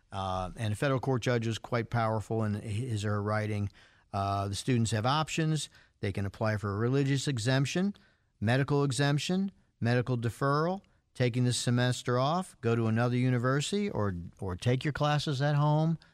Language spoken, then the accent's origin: English; New York, United States; moved away; I'm from New York. I'm a Yankee fan